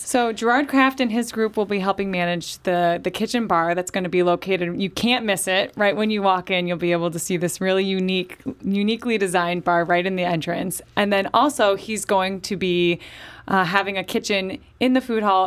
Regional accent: St. Louis, Missouri, United States; I grew up in Saint Louis

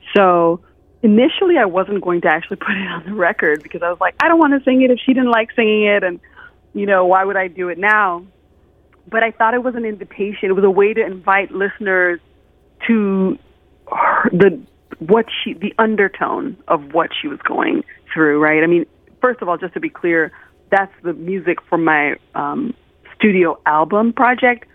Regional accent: United States; I grew up mostly in the United States

